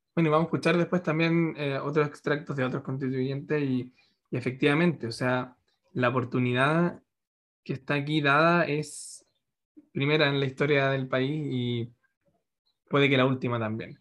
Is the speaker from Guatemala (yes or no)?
no; Chile; para nosotros como chilenos